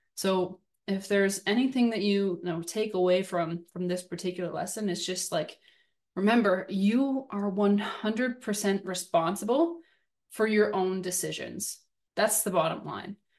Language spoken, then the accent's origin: English; Southern Ontario, Canada; growing up in Southern Ontario